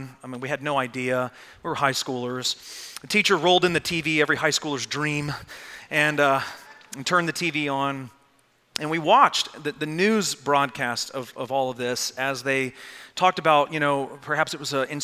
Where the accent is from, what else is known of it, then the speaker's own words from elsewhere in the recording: Arlington, Texas, United States; I grew up in Arlington, Texas.